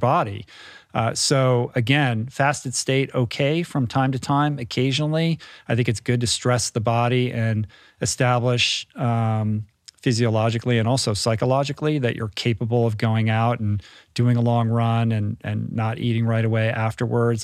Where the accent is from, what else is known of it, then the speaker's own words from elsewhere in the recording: United States; as an American